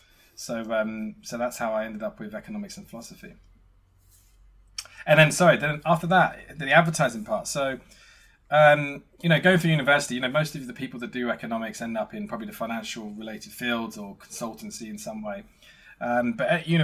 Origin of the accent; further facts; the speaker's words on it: Essex, East of England, United Kingdom; I grew up in Essex